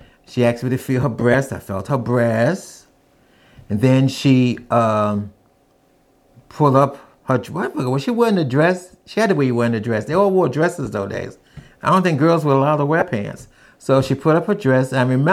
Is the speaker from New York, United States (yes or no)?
yes; New York City, New York, United States; I'm from New York City